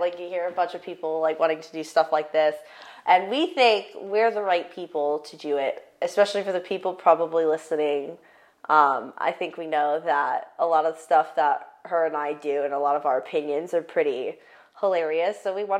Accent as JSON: {"language": "English", "region": "Delaware", "country": "United States", "tie": "born there", "lives_now": "Tampa, United States", "said": "I was born in Delaware, but I've lived all over."}